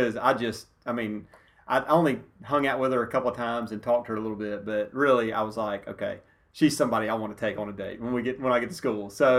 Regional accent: Jackson, Mississippi, United States; moved away as an adult; now in Oxford, United States; I grew up in Jackson.

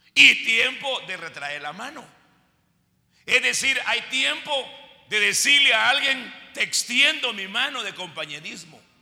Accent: Guatemala; Así decimos en Guatemala

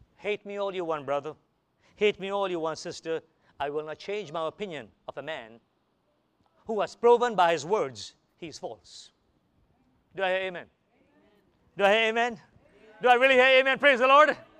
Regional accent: United States; I'm an American

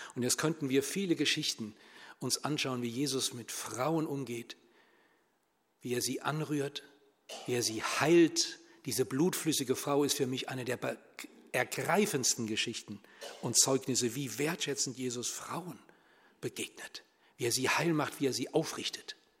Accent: Germany; bei uns in Deutschland

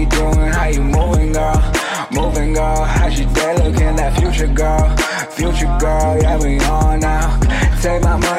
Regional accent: New Hampshire, United States; moved away; I'm from New Hampshire.

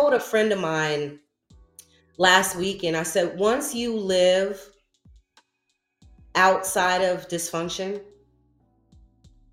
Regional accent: New Rochelle, New York, United States; I'm from New Rochelle, Westchester County

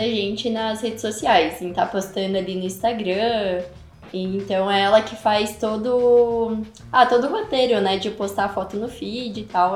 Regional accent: São Paulo, Brazil; moved away as an adult; eu sou de São Paulo, então já, lá eu já trabalhava, né, com eventos, com formatura. Mas aí quando eu vim para cá em 2016

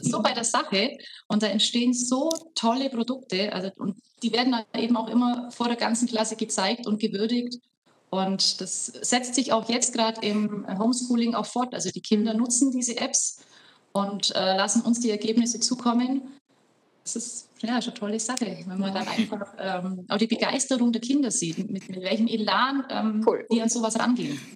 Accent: Horgau, Bavaria, Germany; Ich komme aus Augsburg. ich bin äh, Aus. Augsburgerin, Landkreis Augsburg aus Horgau

